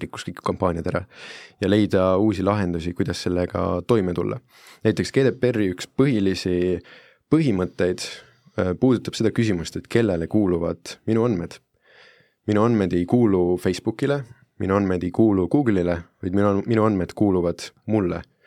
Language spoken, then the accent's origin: Estonian; Italy; now in Estonia; ma olen Itaaliast pärit